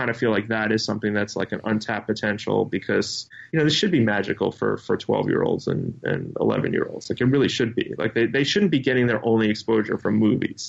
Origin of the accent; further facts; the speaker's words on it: New York, United States; I live in New York, so or I'm from New York.